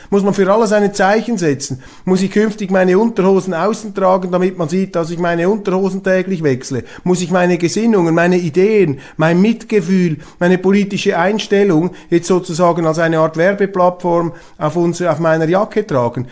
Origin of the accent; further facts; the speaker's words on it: Switzerland; Als Schweizer